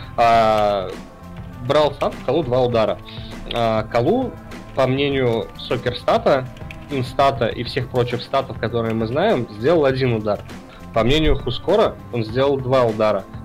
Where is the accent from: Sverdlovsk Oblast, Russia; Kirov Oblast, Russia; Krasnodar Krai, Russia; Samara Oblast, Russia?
Samara Oblast, Russia; я немножко из Самарского региона